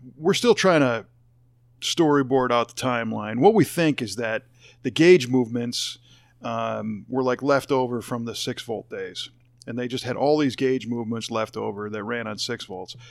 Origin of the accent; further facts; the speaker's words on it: Chicago, Illinois, United States; moved away as an adult; also born or lived in Los Angeles, California; I grew up in the Chicago area, and then I lived in L